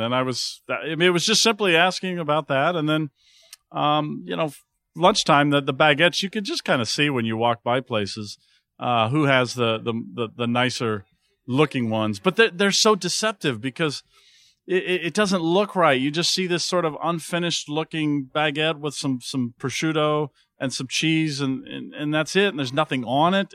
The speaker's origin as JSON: {"language": "English", "town": "Santa Monica", "region": "California", "country": "United States", "tie": "born or raised there", "said": "a great cheese shop we have in my hometown in Santa Monica"}